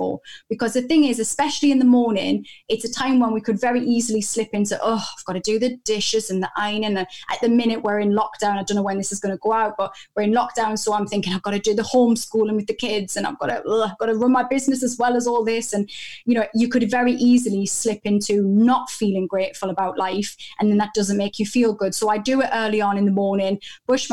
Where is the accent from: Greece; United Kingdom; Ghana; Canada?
United Kingdom; I'm so British